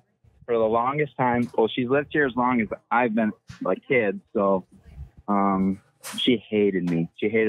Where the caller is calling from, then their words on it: Michigan, United States; Over here in Michigan, the real Mitten State.